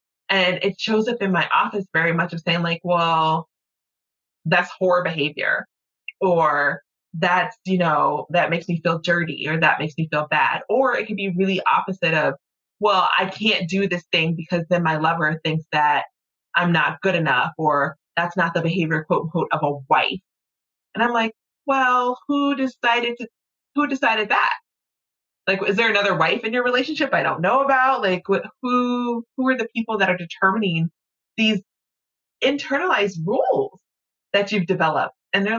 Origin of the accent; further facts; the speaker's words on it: the South, United States; as a Southerner, you keep your pocketbook closed and off the floor